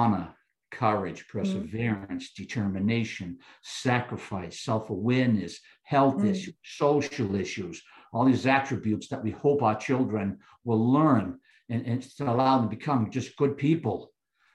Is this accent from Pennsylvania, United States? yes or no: no; Boston, Massachusetts, United States; I grew up in South Boston, right on Boston Harbor's waterway